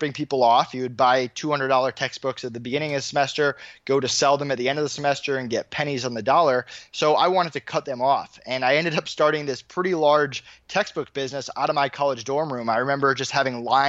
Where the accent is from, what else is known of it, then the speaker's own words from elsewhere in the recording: Longmeadow, Massachusetts, United States; now in Orlando, United States; I grew up in Longmeadow, Massachusetts, which is Western Massachusetts.